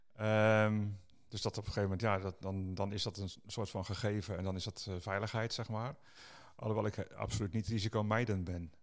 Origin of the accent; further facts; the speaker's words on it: Netherlands; wij Nederlanders